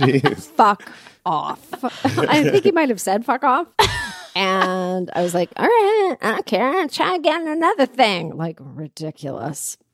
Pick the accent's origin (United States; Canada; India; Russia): Canada; as a Canadian